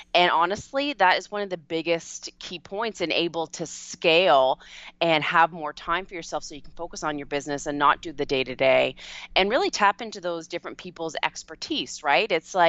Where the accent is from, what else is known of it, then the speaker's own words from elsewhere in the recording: Canada; A lot of people don't realize I'm Canadian